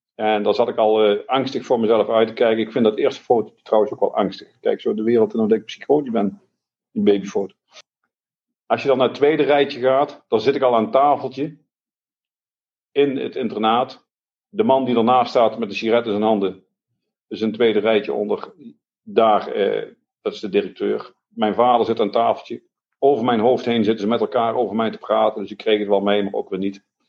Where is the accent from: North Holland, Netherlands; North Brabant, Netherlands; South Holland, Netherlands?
North Brabant, Netherlands; Eindhoven; Ik ben opgegroeid in Eindhoven